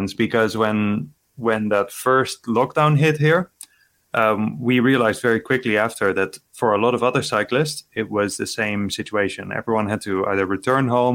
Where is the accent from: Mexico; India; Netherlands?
Netherlands; from my hometown in Netherlands